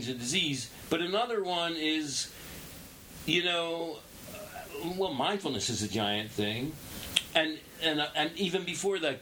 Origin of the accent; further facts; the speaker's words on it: Philadelphia, Pennsylvania, United States; now in Brooklyn, United States; I grew up in Philadelphia